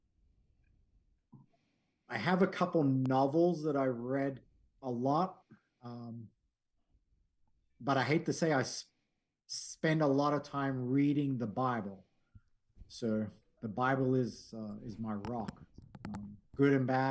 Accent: Gold Coast, Queensland, Australia; also born or lived in California; now in Ohio, United States; the Gold Coast, it's an amazing, beautiful area where I grew up

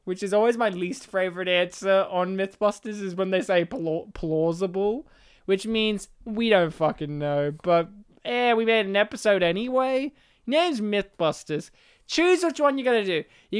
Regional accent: Colorado, United States; I'm from Colorado.

